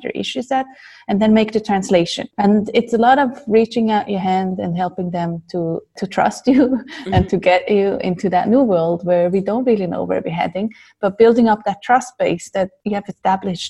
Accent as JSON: {"language": "English", "region": "Zurich", "country": "Switzerland", "tie": "born or raised there", "said": "I'm from Zurich and been living here most of my life. I wasn't actually born here"}